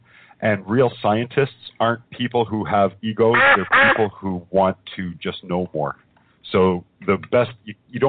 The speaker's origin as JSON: {"language": "English", "town": "Winnipeg", "region": "Manitoba", "country": "Canada", "moved": "yes", "lives_now": "Toronto area, Canada", "said": "Originally, I'm from Winnipeg. I live outside of Toronto now."}